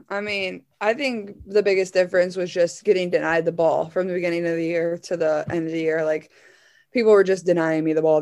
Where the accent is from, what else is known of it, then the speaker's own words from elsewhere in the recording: Iowa, United States; I'm from Iowa